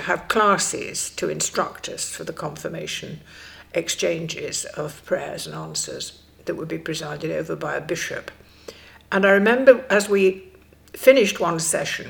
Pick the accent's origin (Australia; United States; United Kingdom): United Kingdom; Stockport, North West England; I grew up in Stockport, and I grew up in a very conventional lower middle class family